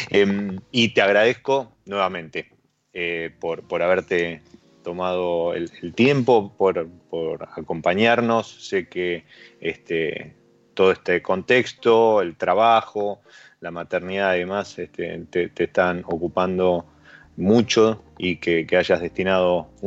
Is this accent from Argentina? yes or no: yes; Argentina; pero no porque sí soy argentino, impongo